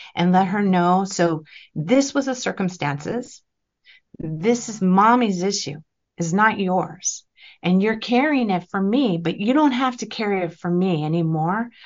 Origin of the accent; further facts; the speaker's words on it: California, United States; I'm from California